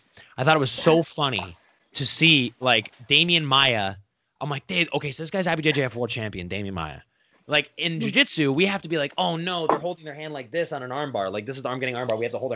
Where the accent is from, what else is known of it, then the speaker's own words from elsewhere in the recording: Arizona, United States; I grew up in Arizona